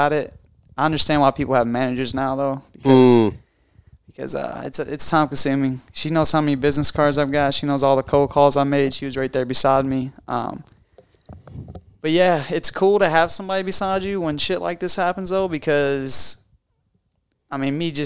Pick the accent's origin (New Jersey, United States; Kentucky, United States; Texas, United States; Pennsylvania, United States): Kentucky, United States; born or raised there